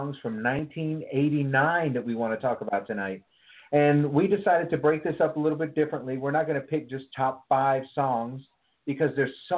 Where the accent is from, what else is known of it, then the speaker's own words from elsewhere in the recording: East Texas, United States; now in Seattle, United States; I grew up in East Texas